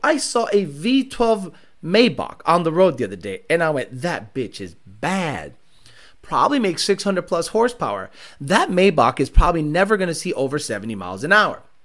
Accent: Hampden County, Massachusetts, United States; I grew up in Hamden County, Massachusetts, in the West

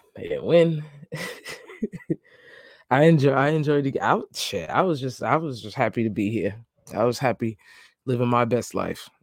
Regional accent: New York, United States; now in Jacksonville, United States; I'm I'm I'm a New Yorker

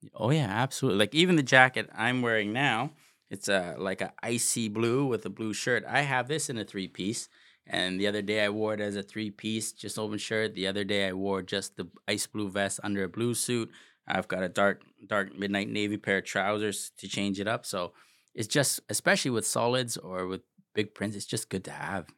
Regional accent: Toronto, Ontario, Canada; I grew up rough in Jane and Finch

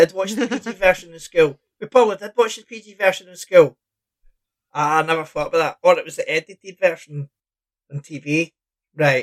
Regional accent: Scotland, United Kingdom; I'm Scottish

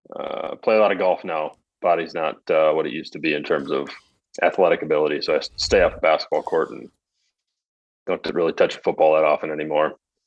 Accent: Midwest, United States; also born or lived in Arizona; now in Sioux Falls, United States; Born and raised in the Midwest. Not born. Born in Arizona, where you are.

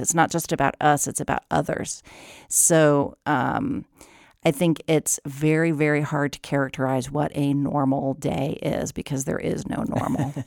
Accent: Ohio, United States; moved away; I'm from Ohio.

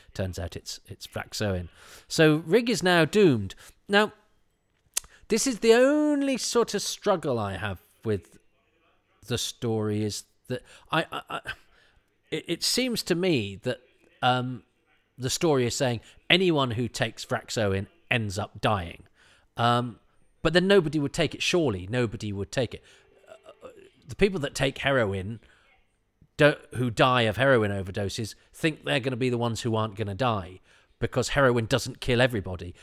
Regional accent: the Midlands, England, United Kingdom; I'm from the Midlands

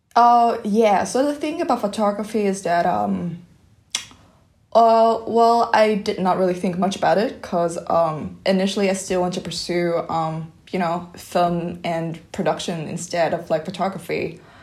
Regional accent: Vietnam; English is a second language; moved away; I'm come from Viet

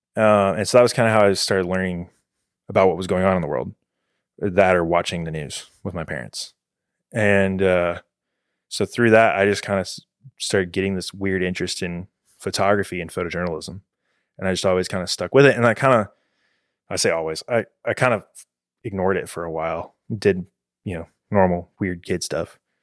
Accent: Houston, Texas, United States; I was born in the Heights in Houston

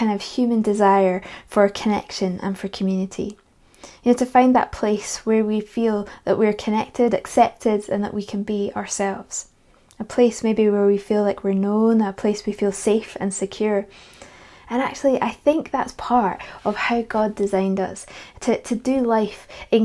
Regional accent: Edinburgh, Scotland, United Kingdom; also born or lived in Perthshire; When I was 12 years old, we had to move house because of my dad's job, and so we moved from Edinburgh to Perthshire

